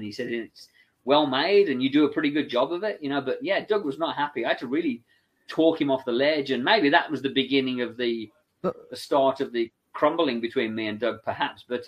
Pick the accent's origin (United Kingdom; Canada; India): United Kingdom; England; I'm English, so I can kind of do the voice